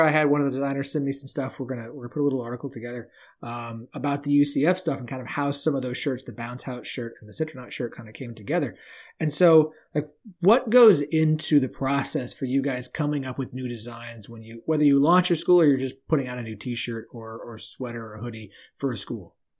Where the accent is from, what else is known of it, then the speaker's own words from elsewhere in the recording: Oklahoma, United States; now in Arkansas, United States; I live in Arkansas now, and I grew up in Oklahoma